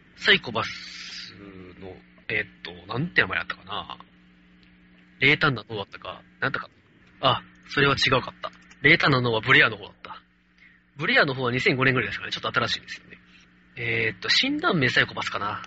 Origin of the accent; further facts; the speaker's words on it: Kansai, Japan; accent: Kansai dialect